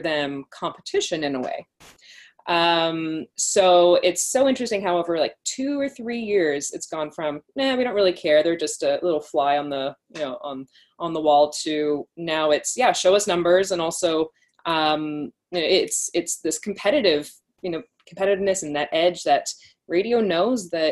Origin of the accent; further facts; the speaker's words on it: Canada; also born or lived in United Kingdom; I'm from Canada originally, came back to Toronto